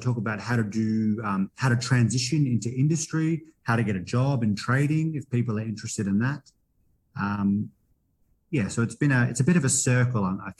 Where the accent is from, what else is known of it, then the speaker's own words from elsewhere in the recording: Perth, Western Australia, Australia; moved away as an adult; also born or lived in Canberra, Australia; now in Gympie, Australia; I grew up in Perth